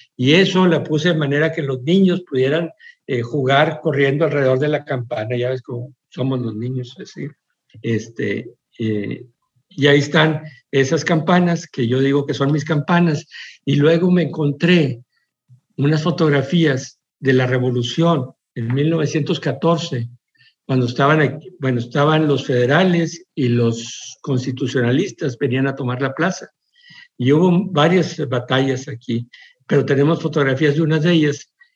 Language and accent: Spanish; Monclova, Coahuila, Mexico; moved away as an adult; also born or lived in New York; en mi casita, en mi Monclova